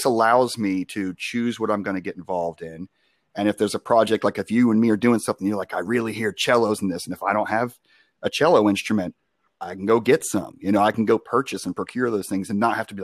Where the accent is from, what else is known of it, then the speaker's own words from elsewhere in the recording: Long Island, New York, United States; now in Charlotte, United States; I'm from Long Island